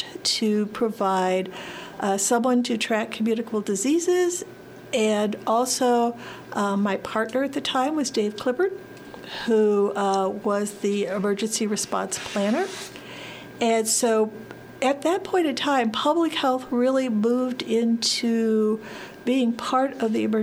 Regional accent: St. Louis, Missouri, United States; I am a Missouri native. I was born in St. Louis, grew up in the suburbs of St. Louis

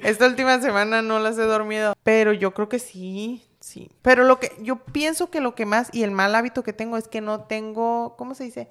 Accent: Los Mochis, Sinaloa, Mexico; moved away as an adult; yo me vine de, de, Sinaloa, pero yo soy de Los Mochis

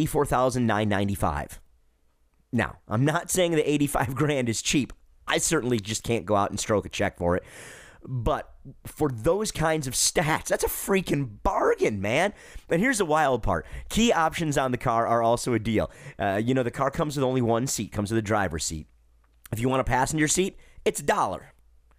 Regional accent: Detroit, Michigan, United States; moved away as an adult; now in Charlotte, United States; I'm from Detroit originally, born and raised there. I live in the metropolitan Charlotte, North Carolina area these days

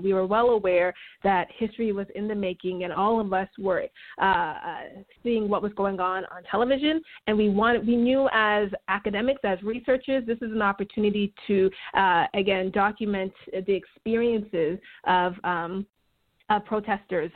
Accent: Toronto, Ontario, Canada; moved away as an adult; also born or lived in St. Louis, United States / Michigan, United States; now in United States; I am from Toronto. I am a Canadian citizen, but I've uh, been living in the United States now for about 18 years.

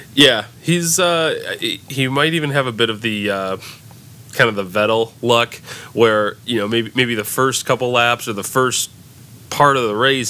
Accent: United States; we're American

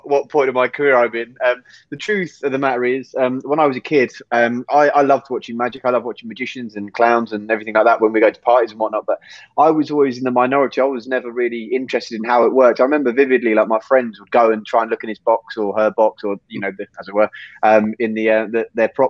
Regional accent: England, United Kingdom; So I was born in England when I was zero, and then 1 to 15, 16, we were in Spain

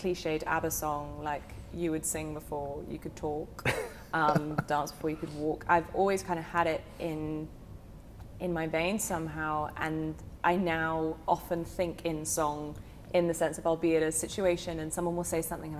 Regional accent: United Kingdom; accent: British; moved away as an adult; now in Nashville, United States; my southern drawl is hard to distinguish between my British accent.

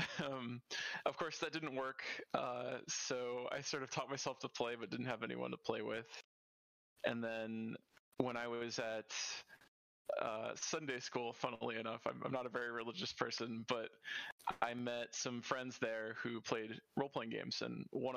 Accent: Houston, Texas, United States; also born or lived in Pittsburgh, Pennsylvania / Seattle area; now in Seattle, United States; I grew up in Houston, Texas

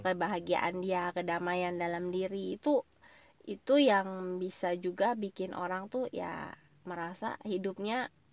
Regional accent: Indonesia

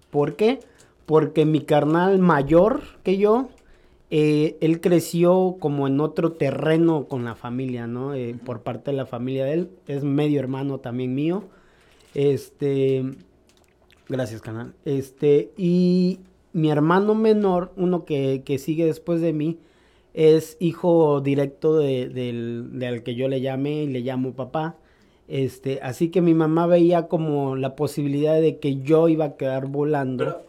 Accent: Córdoba, Veracruz, Mexico; Originariamente de Veracruz, de Córdoba, Veracruz, México. Nací el 2 de noviembre de 1988

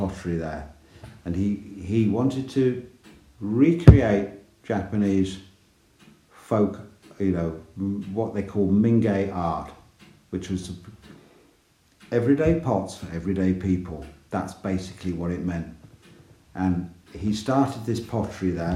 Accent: England, United Kingdom; I'm from England.

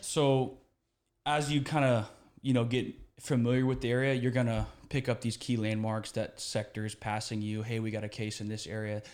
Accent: Houston, Texas, United States; moved away as an adult; I grew up here in Houston

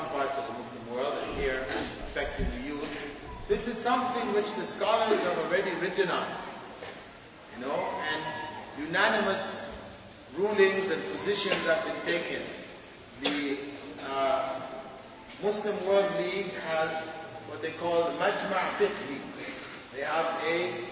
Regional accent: Jamaica; moved away; my community where I was born in Jamaica

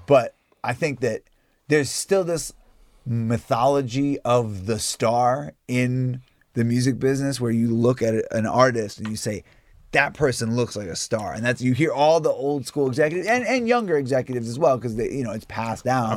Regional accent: New York, United States; growing up in New York

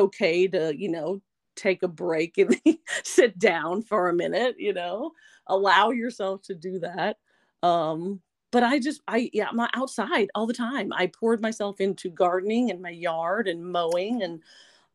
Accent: Apple Creek, Missouri, United States; also born or lived in Frohna, Missouri; Born and raised in Apple Creek, Missouri, big town there

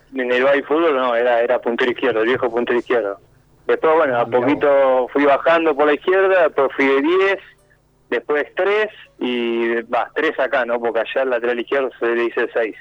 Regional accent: Montevideo, Uruguay; moved away as an adult; now in Argentina; yo soy de Montevideo

